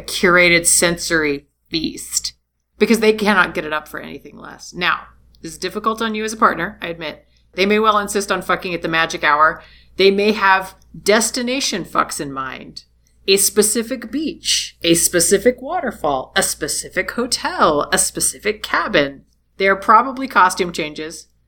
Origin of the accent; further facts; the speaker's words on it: United States; I'm a trashy American